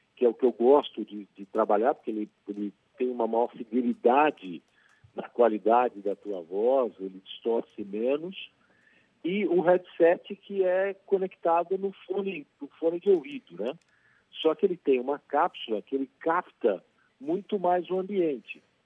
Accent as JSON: {"language": "Portuguese", "country": "Brazil", "said": "nós brasileiros"}